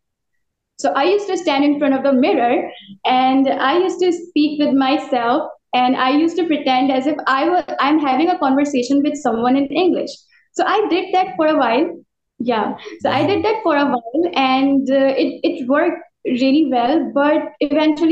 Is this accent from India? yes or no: no; Pakistan; English is a second language; I'm from Pakistan.